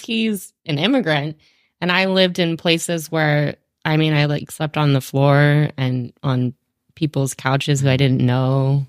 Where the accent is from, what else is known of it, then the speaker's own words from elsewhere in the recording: North Carolina, United States; moved away as an adult; also born or lived in Virginia / Australia / Seattle; now in Fergus Falls, United States; I was born in North Carolina. Um, I grew up in North Carolina